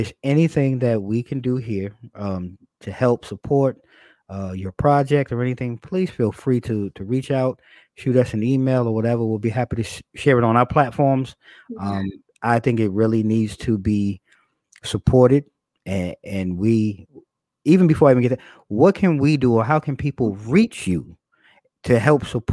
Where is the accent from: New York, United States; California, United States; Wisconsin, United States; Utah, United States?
New York, United States; I'm originally from New York